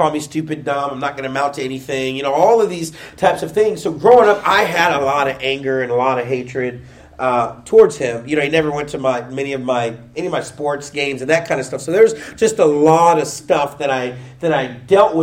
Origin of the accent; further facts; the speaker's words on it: Pickerington, Ohio, United States; I grew up in Pickerington